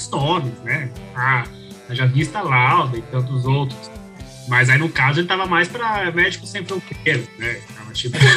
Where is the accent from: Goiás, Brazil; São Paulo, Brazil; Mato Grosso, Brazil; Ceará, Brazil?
São Paulo, Brazil; Pra gente, que somos de São Paulo, é meio que não faz muita diferença